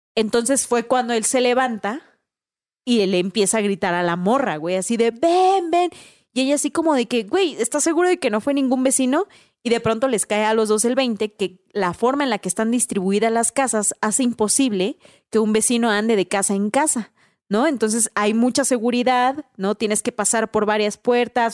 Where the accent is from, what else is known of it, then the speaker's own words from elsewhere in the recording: Mexico; como mexicanos no se nos haría raro